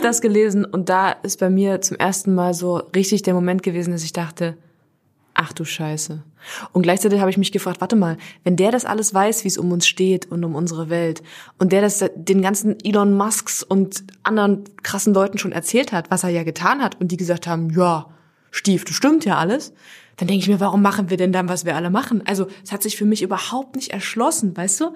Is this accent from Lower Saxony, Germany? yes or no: no; Halle, Saxony-Anhalt, Germany; ich komme aus Halle